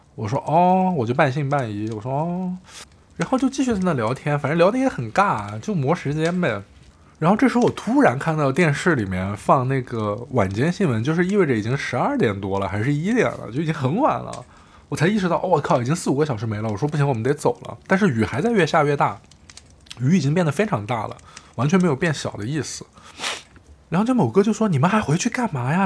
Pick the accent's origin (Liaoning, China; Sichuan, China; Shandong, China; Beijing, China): Shandong, China; 我是一名来自山东的大学生